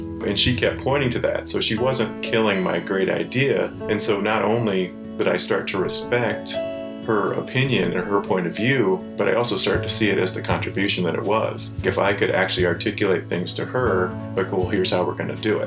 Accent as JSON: {"language": "English", "region": "Ohio", "country": "United States", "tie": "born or raised there", "said": "I grew up in Ohio, so it was like in the heart of Amish country"}